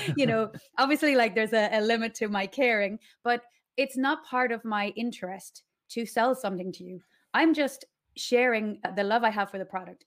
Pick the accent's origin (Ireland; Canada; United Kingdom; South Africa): Ireland; Ashford, Leinster; moved away as an adult; now in Mallorca, Spain; So I'm from Ireland, from, um, Ashford, County Wicklow.